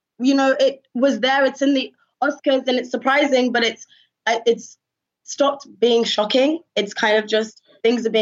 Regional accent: United Kingdom; answer the question of where are you from with pride and say I'm from Britain

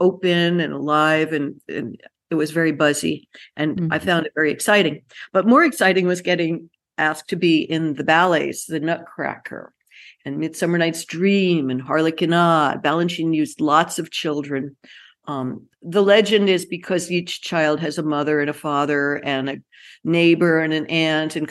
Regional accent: New York City, New York, United States; I grew up in the Bronx of New York.

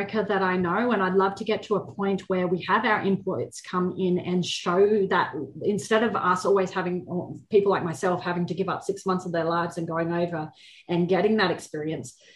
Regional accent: Queensland, Australia; I am from Queensland

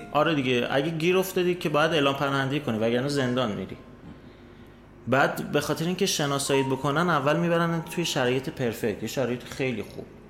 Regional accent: Iran; moved away as an adult; also born or lived in Austria; من از ایران میام

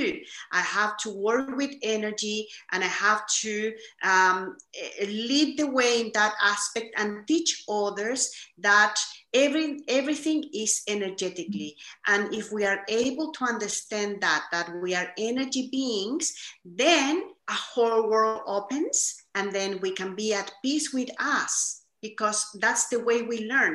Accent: Chile; I was born in Chile, South America. And growing up, I have to say, I grew up in a very privileged environment

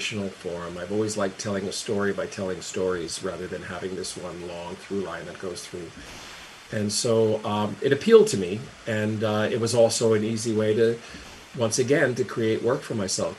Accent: Carteret, New Jersey, United States; moved away; also born or lived in Elizabeth, New Jersey; Carteret, New Jersey. I'm from Elizabeth originally, lived there for a few years, and then, you know, from like second grade till I left, I was in Carteret

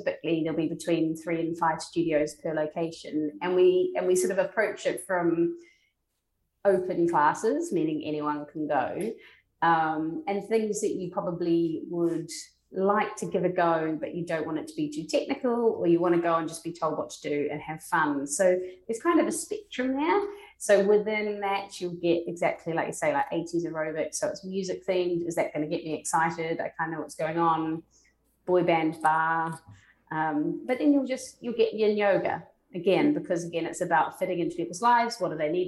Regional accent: New Zealand; now in London, United Kingdom; I'm from New Zealand, and kind of it is just part and way of your life

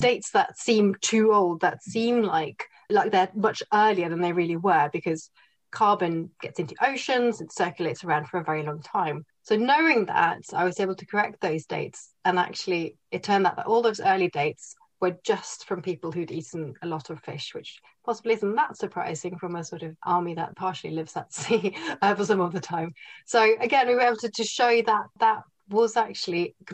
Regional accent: Norway; I grew up in Norway

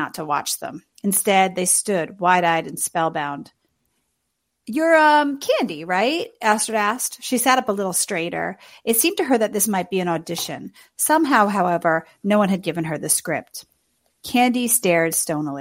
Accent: New York City, New York, United States; my hometown, Queens.

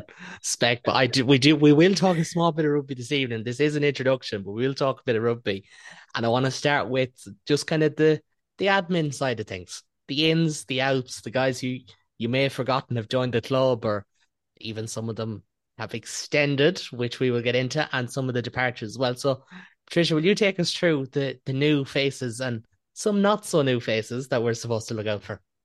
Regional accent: Galway, Connacht, Ireland; I'm a Galway man

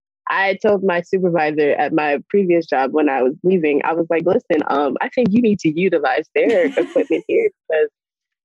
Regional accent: New York City, New York, United States; I'm from Brooklyn, New York

